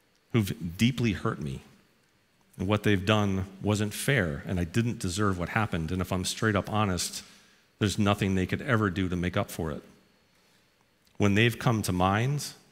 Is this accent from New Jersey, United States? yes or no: no; New Haven, Connecticut, United States; I grew up in New Haven, Connecticut, right down the road.